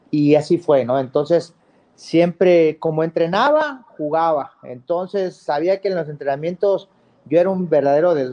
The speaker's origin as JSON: {"language": "Spanish", "country": "Mexico", "said": "me, querían mucho como mexicano y jugar en Boca Juniors, que es maravilloso"}